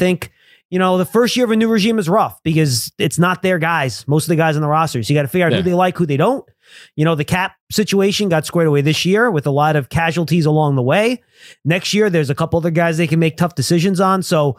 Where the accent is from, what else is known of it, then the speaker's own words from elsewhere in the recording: New York City, New York, United States; Well, I grew up in Brooklyn.